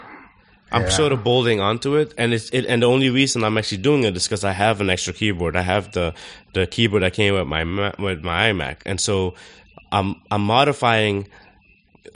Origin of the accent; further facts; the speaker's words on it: Suriname; we're from Suriname